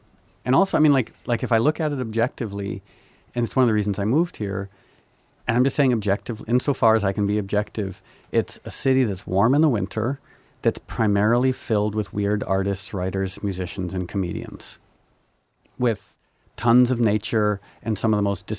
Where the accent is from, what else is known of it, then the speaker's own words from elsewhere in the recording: New York, United States; born there; I was born in New York.